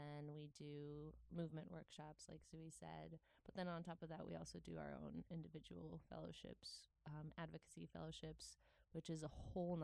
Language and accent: English; Poland; moved away as an adult; also born or lived in Netherlands; I grew up in Poland